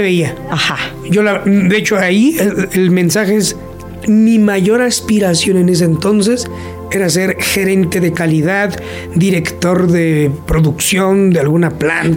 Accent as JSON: {"language": "Spanish", "town": "Huichapan", "region": "Hidalgo", "country": "Mexico", "tie": "born or raised there", "said": "oriundo de Huichapan, en el estado de Hidalgo"}